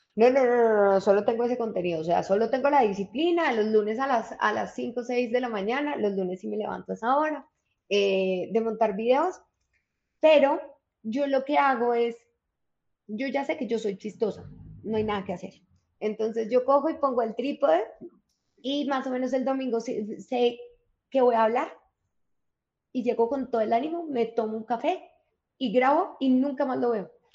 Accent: Colombia; now in Bogotá, Colombia; lo que somos los colombianos

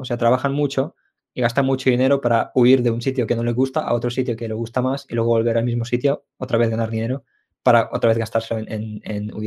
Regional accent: Ukraine; now in Spain; yo nací en Ucrania

